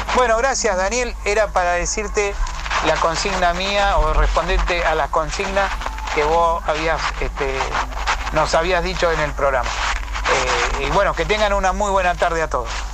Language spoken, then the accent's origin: Spanish; Villa de Mayo, Buenos Aires Province, Argentina; Soy de acá, de Villa de Mayo